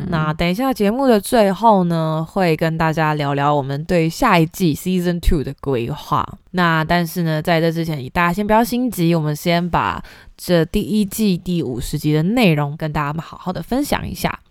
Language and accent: Chinese; Taipei, Taiwan; also born or lived in Yilan; 我是算是北部长大的小孩，我是嗯。宜兰出生，然后台北长大